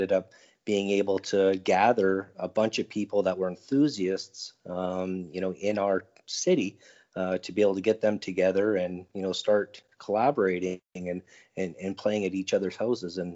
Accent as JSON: {"language": "English", "town": "Edmonton", "region": "Alberta", "country": "Canada", "said": "I'm from Edmonton, Alberta, Canada."}